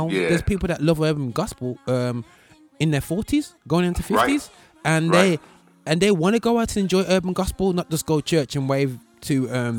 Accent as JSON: {"language": "English", "region": "New York", "country": "United States", "said": "You know, obviously, being biased from being a New Yorker"}